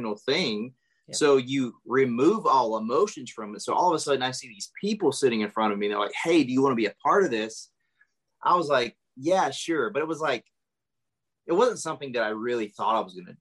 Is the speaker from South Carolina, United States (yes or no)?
yes; South Carolina, United States; moved away as an adult; also born or lived in Hollywood; I'm from South Carolina